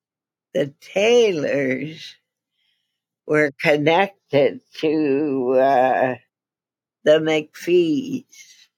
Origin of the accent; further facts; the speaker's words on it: Appin, Ontario, Canada; moved away as an adult; also born or lived in Detroit; I was born in Appin, Ontario